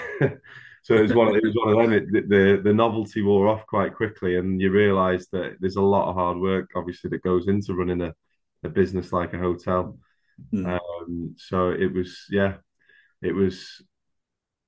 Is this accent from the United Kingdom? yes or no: yes; Accrington, North West England, United Kingdom; I was born in Accrington in Lancashire.